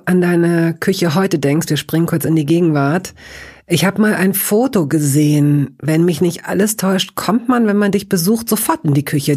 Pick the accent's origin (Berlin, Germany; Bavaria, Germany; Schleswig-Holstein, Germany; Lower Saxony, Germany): Lower Saxony, Germany; ich als Tochter Niedersachsens